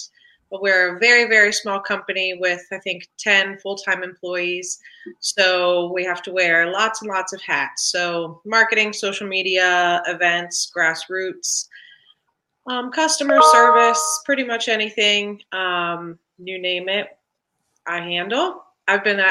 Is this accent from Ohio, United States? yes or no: yes; Columbus, Ohio, United States; moved away as an adult; now in Cincinnati, United States; I grew up in Columbus, and then I moved to Cincinnati